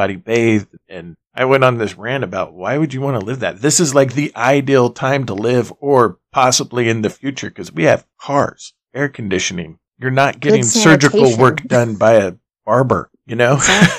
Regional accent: United States; Growing up in America, well, for the most part, if you grow up in New York City, you probably have a different viewpoint. But for the most part, growing up in America, we don't necessarily realize how the rest of the world sort of has to deal with things.

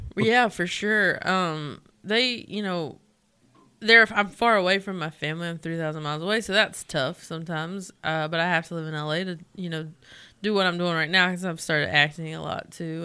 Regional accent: Belmont, North Carolina, United States; I'm from Belmont s, near here

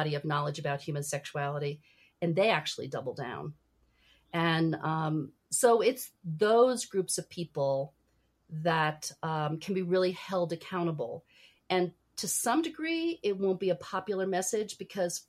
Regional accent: New York City, New York, United States; I was born in New York City

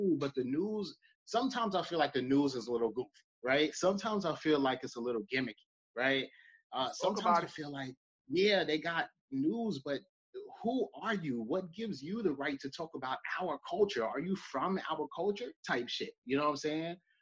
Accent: New York City, New York, United States; born and raised in Brooklyn

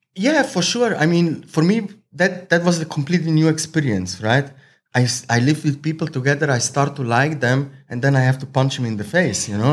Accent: Zurich, Switzerland; English is a second language; now in Thailand; I'm original from Slovenia, Croatia mix, um, but raised in Switzerland. So I grow up most of the time in Switzerland. I'm born in Switzerland.

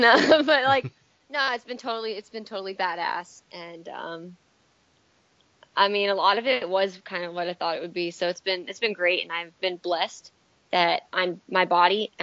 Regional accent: Hilton Head Island, South Carolina, United States; moved away as an adult; also born or lived in Parsippany, New Jersey; I was born in Jersey, Parsippany. Parents born and raised in Jersey their whole life, but I grew up in South Carolina, Beaufort County, Hilton Head Island area

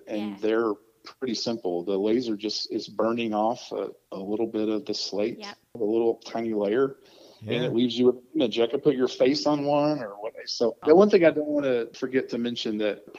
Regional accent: Corbin, Kentucky, United States; I'm from Corbin, Kentucky, where KFC started

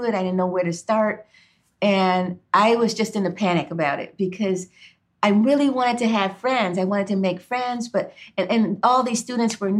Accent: Cleveland, Ohio, United States; also born or lived in Beachwood, Ohio; I grew up in Cleveland, Ohio, in an all-Black neighborhood

